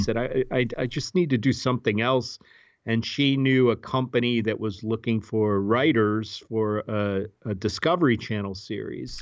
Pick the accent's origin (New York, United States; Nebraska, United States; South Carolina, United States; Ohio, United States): Ohio, United States; Cleveland; moved away as an adult; also born or lived in Washington, D.C. / Southern California; I grew up in Cleveland, Ohio